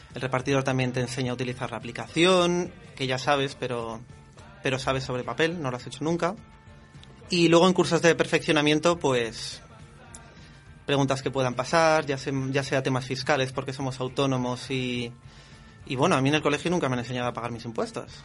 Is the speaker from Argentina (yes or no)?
no; Madrid, Community of Madrid, Spain; soy de Madrid, nací aquí, he crecido aquí